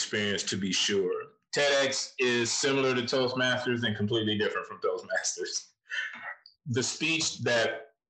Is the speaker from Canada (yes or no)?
no; Flint, Michigan, United States; moved away; I know where I came from. I came from Flint, Michigan. It's not the best place to escape from, but I did it